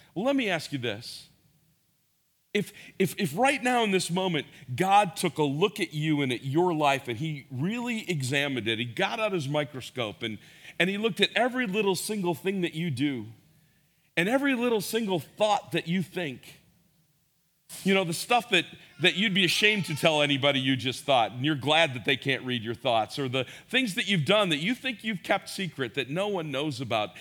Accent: Schaumburg, Illinois, United States; I grew up here in Schaumburg

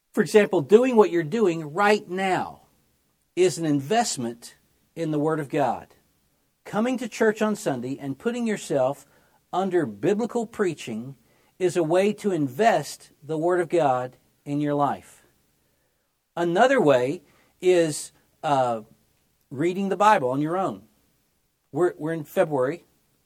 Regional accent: Memphis, Tennessee, United States; I grew up in Memphis, Tennessee. That's my hometown.

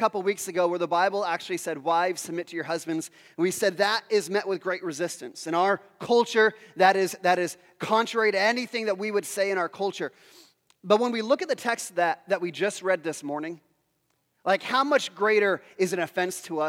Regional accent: Pacific Northwest, United States; I grew up in the Pacific Northwest. I grew up in the 80s.

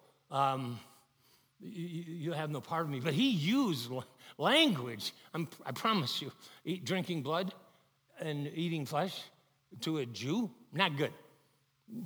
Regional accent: Chicago, Illinois, United States; I grew up in Chicago

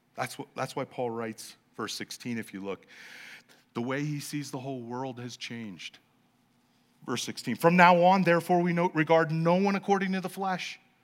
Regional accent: Los Angeles, California, United States; I'm from Los Angeles

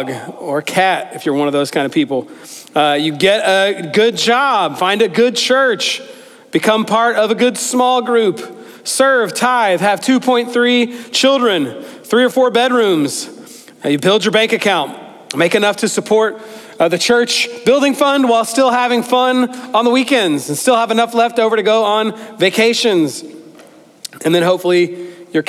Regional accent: United States; growing up in America

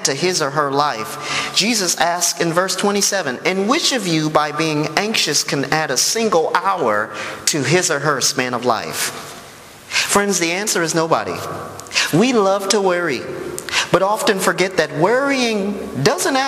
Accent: Chicago, Illinois, United States; I'm from Chicago

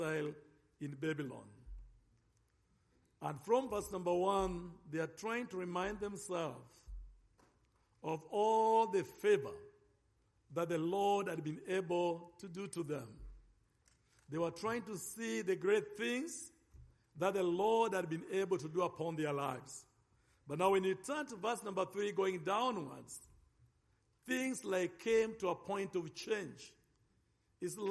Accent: Nairobi, Kenya; accent: African; I come from Nairobi, Kenya.

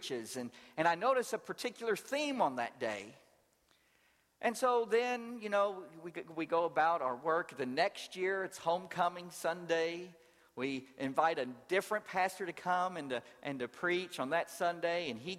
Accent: Louisville, Kentucky, United States; moved away as an adult; also born or lived in New Orleans, Louisiana / rural Georgia; now in Atlanta, United States; I grew up in Louisville, Kentucky

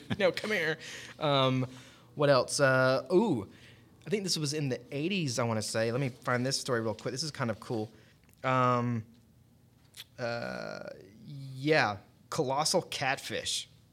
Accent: Cobb County, Georgia, United States; now in Gwinnett County, United States; I grew up in Cobb, so now living over here in Gwinnett, close to Lake Lanier

